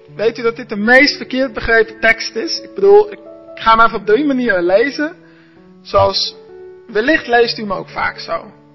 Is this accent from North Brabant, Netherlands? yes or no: no; Arnhem, Gelderland, Netherlands; also born or lived in Gouda; now in Zwijndrecht, Netherlands; Ik ben geboren in Gouda, opgegroeid in Arnhem.